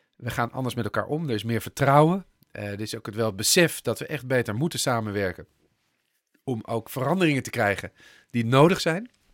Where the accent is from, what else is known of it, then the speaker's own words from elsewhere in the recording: Netherlands; ik ben een Nederlander